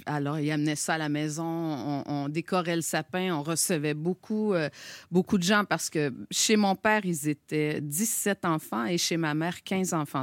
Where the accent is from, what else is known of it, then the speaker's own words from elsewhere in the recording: Gaspésie, Quebec, Canada; accent: Québécois; now in Montreal, Canada; moi j'ai grandi en Gaspésie